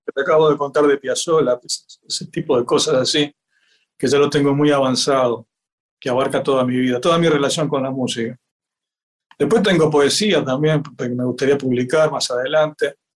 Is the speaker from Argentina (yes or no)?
no; Uruguay; yo nací acá en el Uruguay